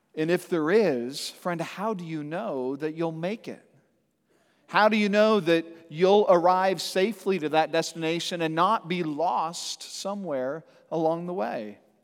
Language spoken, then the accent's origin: English; Santa Cruz, California, United States; growing up in Santa Cruz, California